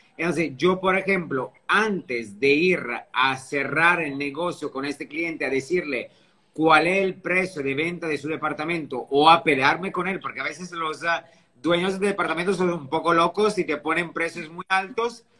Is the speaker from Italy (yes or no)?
yes; Italy; also born or lived in France / Dubai / Sydney; now in Riviera Maya, Mexico; un italiano viviendo aquí en México, en la Riviera Maya.